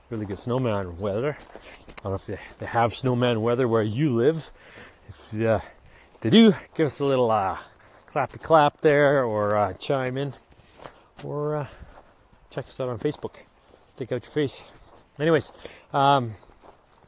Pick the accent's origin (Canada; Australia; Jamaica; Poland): Canada; Kamloops, British Columbia; this little kid growing up in Kamloops